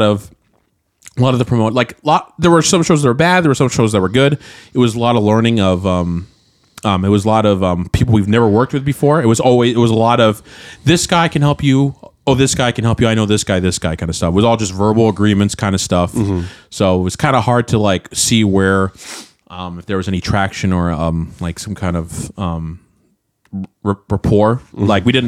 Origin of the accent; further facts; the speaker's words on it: Anchorage, Alaska, United States; now in Portland, United States; Because that's where we're from.